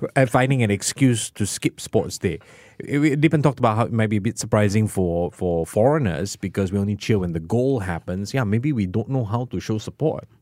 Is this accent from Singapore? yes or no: yes; Singapore; as a Singaporean